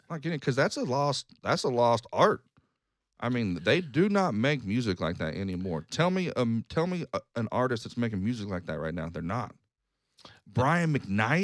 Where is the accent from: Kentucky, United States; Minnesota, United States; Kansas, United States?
Kansas, United States; Wichita; also born or lived in Lawrence, Kansas; I moved away from Wichita for three years